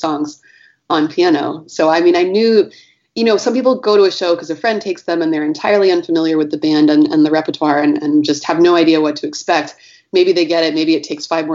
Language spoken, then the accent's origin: English; Michigan, United States; also born or lived in Northeast United States; now in San Francisco, United States; I grew up in Michigan, and then I lived in the Northeast for a while, and I've been in San Francisco since 2003.